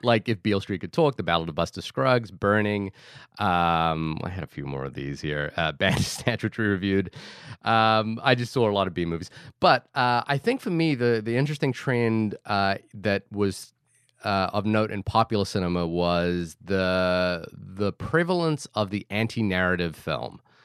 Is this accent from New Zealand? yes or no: yes; Wellington, New Zealand; now in New York, United States; Wellington City, which is where I am from